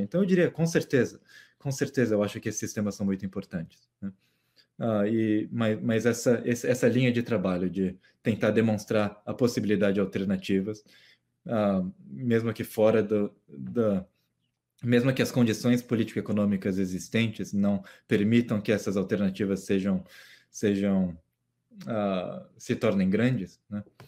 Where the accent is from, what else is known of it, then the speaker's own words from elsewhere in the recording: Mato Grosso do Sul, Brazil; no Mato Grosso do Sul. Ah, que, é, que é a região onde eu cresci